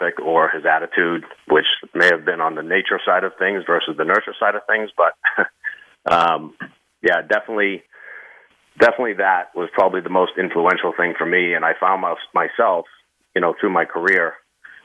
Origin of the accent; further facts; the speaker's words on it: Northeast, United States; my hometown is a very, very blue-collar town up in the Northeast